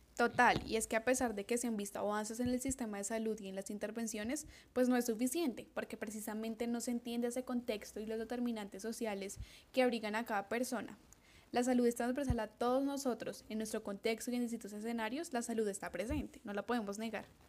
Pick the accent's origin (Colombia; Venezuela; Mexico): Colombia; nuestro maravilloso país